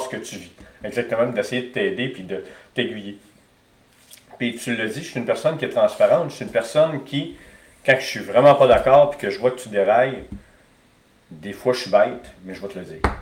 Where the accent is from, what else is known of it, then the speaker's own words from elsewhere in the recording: Alma, Quebec, Canada; j'ai grandi à Alma